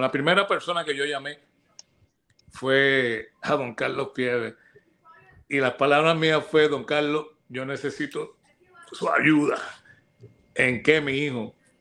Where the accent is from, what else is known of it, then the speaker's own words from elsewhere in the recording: Arecibo, Puerto Rico; also born or lived in United States; en el pueblo donde yo nací, pero yo salí de ahí este, a los cinco años para Estados Unidos. Regreso a Recibo a la edad de diez años.